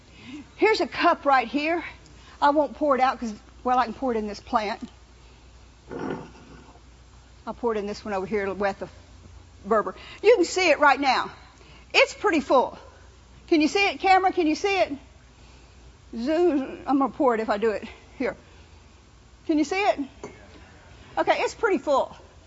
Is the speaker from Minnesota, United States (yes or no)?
no; New Orleans, Louisiana, United States; I've been around spirits my whole life. You know, I was raised in New Orleans. They believe in spirits.